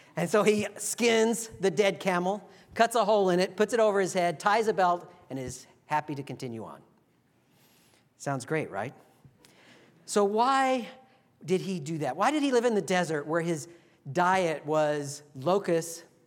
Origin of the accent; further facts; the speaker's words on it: Texas, United States; now in Virginia, United States; where I grew up in Texas